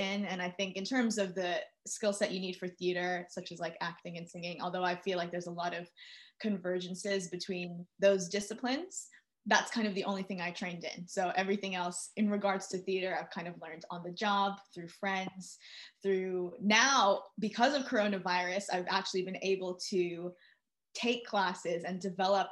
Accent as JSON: {"language": "English", "town": "New York City", "region": "New York", "country": "United States", "tie": "born or raised there", "moved": "as an adult", "lives_now": "London, United Kingdom", "said": "I'm originally from New York City. I was born and raised there. I moved to London"}